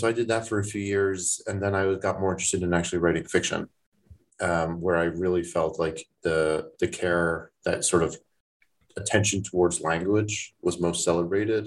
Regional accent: Toronto, Ontario, Canada; moved away; I grew up in Toronto, not in Thornhill

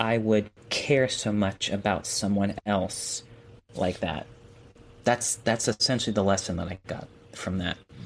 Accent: New York, United States; as a New Yorker

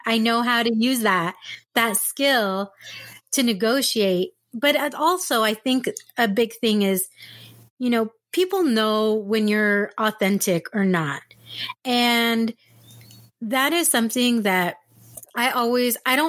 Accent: San Diego, California, United States; moved away as an adult; also born or lived in Texas / Orange County; I'm originally from San Diego and I moved away, I moved to Texas

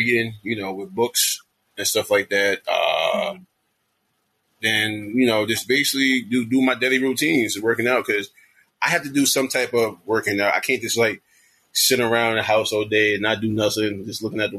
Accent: Jersey City, New Jersey, United States; I was born and raised in Jersey City, New Jersey.

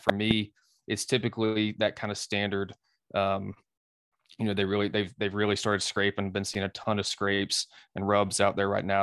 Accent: North Carolina, United States; also born or lived in Southwest Virginia; I'm an East Coast dude, um, born and raised in North Carolina, and spent a lot of time in Southwest Virginia as well

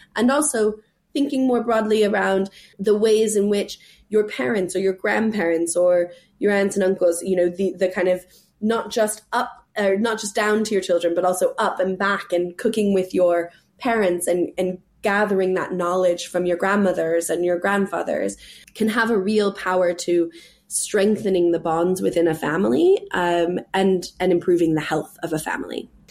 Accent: California, United States; moved away as an adult; also born or lived in New York City; now in England, United Kingdom; I'm from California

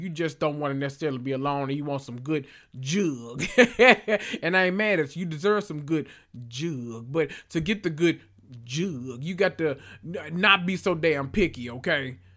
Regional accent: the South, United States; I'm from the South

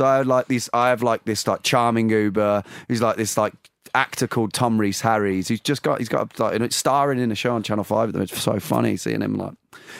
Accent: United Kingdom; I think that, the especially being a British, like, you just want to, like, you want to avoid awkwardness so much.

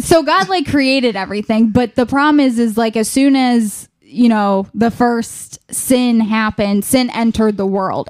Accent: Ashtabula County, Ohio, United States; I am from Ashtabula County

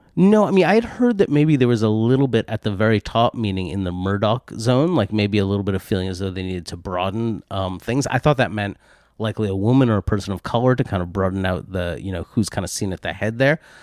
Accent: United States; being an American, um, auction house specialist

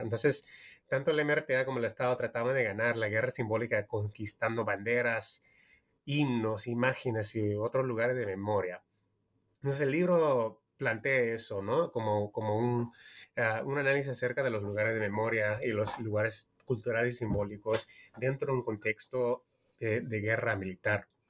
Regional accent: California, United States; also born or lived in Peru; yo soy peruano estadounidense. Yo nací en California, pero de mi, mi familia es peruana

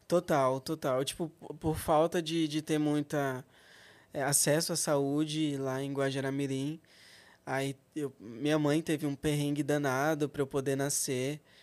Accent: Rondônia, Brazil; Eu nasci em Rondônia

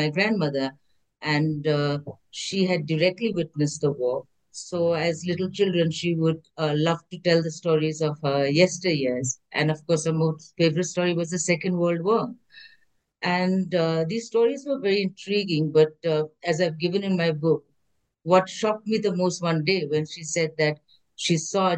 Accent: India; also born or lived in Malaysia; I was born in Malaysia, but at the age of 10, my mom brought me back to India

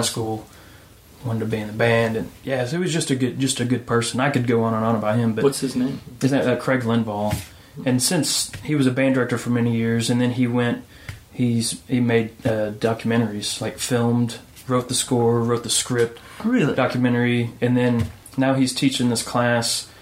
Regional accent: Illinois, United States; moved away as an adult; also born or lived in Knoxville, Tennessee; now in Nashville, United States; I'm from Illinois originally

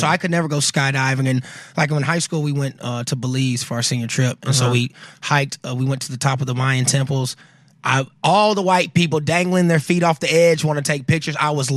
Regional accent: South Carolina, United States; moved away; I'm from the South. You know, I went to private school

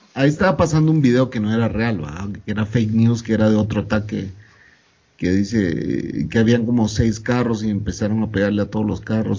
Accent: Guatemala; moved away as an adult; also born or lived in El Salvador / Guatemala City; yo me regresé a Guatemala, que es mi país natal. Me regresé de El Salvador, que vivía ya 14 años

